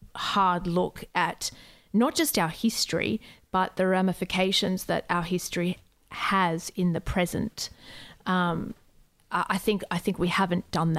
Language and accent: English; Australia